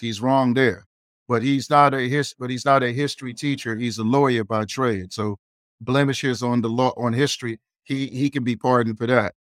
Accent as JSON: {"language": "English", "country": "Nigeria", "said": "I'm Nigerian."}